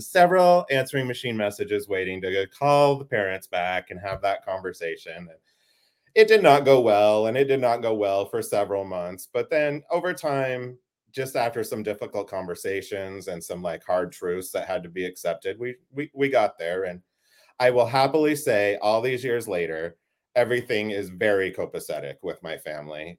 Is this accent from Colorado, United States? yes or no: no; Idaho, United States; also born or lived in Pocatello, Idaho / Boise, Idaho / Burley, Idaho / California; I'm a native Idahoan in that, like, as much as a person who's not an actual native can be. I was born in Pocatello, Idaho. We lived there until, gosh, like second grade, and then we lived over here in Boise for a little while.